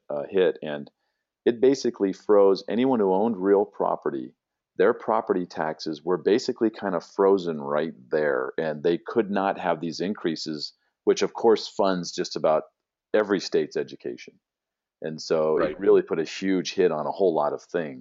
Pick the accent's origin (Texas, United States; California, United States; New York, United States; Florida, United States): California, United States; San Diego; born or raised there